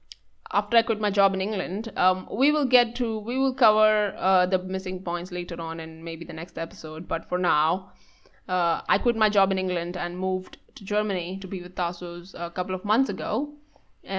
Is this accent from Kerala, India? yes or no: no; Maharashtra, India; moved away as an adult; also born or lived in Mumbai / Pune / Scotland; I was born and brought up in this state called Maharashtra.